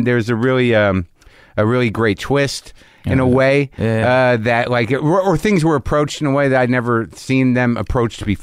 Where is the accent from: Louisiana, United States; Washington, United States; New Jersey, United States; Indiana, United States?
New Jersey, United States; I'm from Jersey.